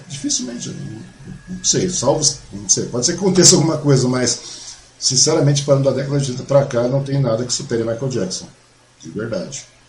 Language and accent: Portuguese; Mogi das Cruzes, São Paulo, Brazil; moved away; eu sou mogiano, eu nasci em Mogi